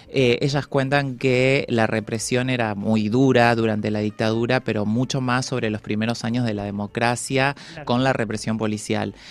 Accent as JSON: {"language": "Spanish", "town": "Paraná", "region": "Entre Ríos", "country": "Argentina", "tie": "born or raised there", "said": "como en la ciudad de Paraná, donde yo nací"}